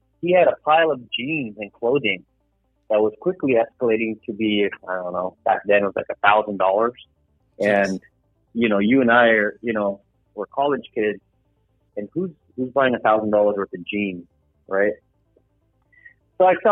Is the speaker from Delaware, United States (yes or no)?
no; Los Angeles, California, United States; I was born and raised in sunny Los Angeles, California.